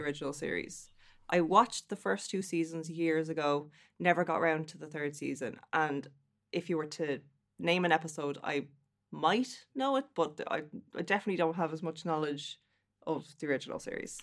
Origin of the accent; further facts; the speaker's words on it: Dublin, Leinster, Ireland; now in Athlone, Ireland; I come from Dublin and I live in the Midlands now in lovely Athlone.